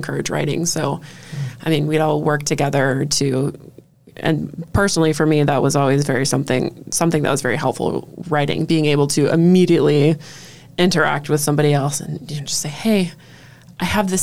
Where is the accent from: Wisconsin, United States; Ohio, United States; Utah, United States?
Wisconsin, United States; Door County; growing up here, because I was born and raised in Door County.